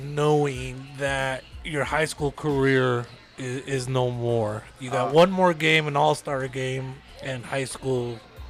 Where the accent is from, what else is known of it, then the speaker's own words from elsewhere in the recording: Lordsburg, New Mexico, United States; now in Las Cruces, United States; I grew up in Lordsburg. You know, it kind of tighter knit, you know, small town people.